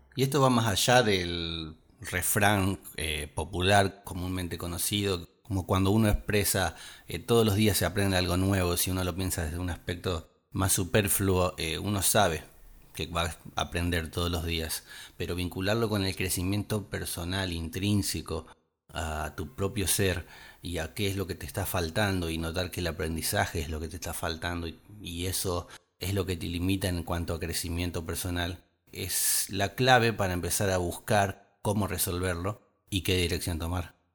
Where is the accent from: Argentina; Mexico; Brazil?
Argentina; nuestra provincia y nuestro país